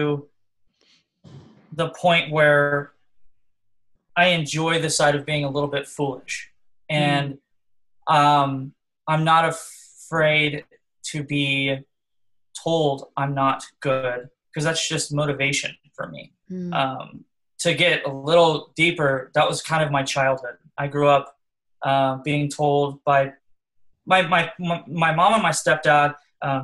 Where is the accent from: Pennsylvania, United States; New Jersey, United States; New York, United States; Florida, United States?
Florida, United States; Orlando; I'm from Orlando